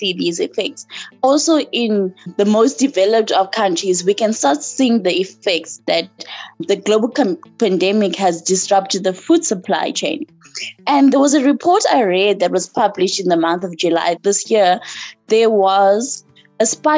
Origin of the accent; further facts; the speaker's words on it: South Africa; I'm from South Africa and I'm 18 years old.